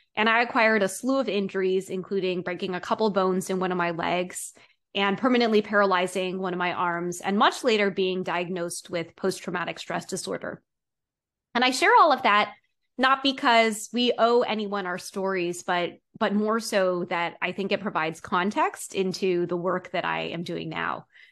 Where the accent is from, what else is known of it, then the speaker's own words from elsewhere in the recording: East Coast, United States; growing up on the East Coast